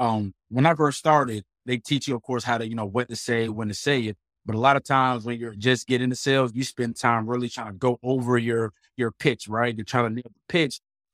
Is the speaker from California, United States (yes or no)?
no; Portsmouth, Virginia, United States; moved away as an adult; now in North Carolina, United States; Well, first, I'm from Virginia, raised in Portsmouth, the 757 area, close to the beach. Moved out to, you know, North Carolina, probably like 2013